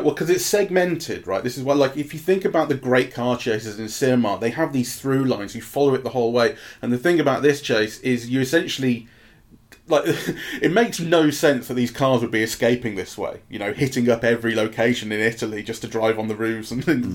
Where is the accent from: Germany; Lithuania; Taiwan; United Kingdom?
United Kingdom; England; But as an English person, and I and I say English because it made me feel English.